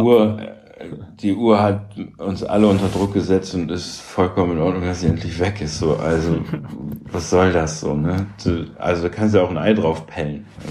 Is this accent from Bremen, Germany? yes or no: yes; Bremen, Germany; also born or lived in Münster / Karlsruhe; now in Hamburg, Germany; ich bin in Bremen groß geworden, so ich wohne auf St. Pauli